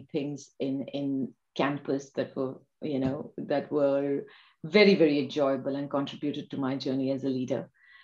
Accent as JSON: {"language": "English", "town": "Kolhapur", "region": "Maharashtra", "country": "India", "tie": "born or raised there", "moved": "yes", "lives_now": "London, United Kingdom", "said": "I grew up in Kolhapur, small place."}